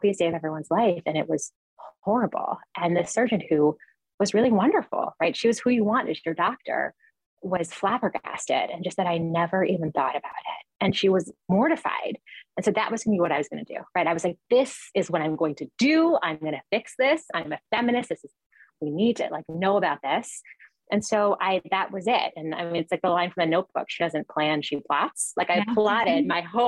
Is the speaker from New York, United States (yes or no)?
yes; New York, United States; I'm a New Yorker and I always leave New York and come back